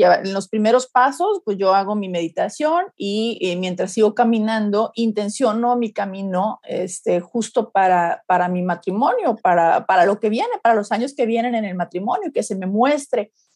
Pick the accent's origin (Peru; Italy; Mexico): Mexico; Como buena mexicana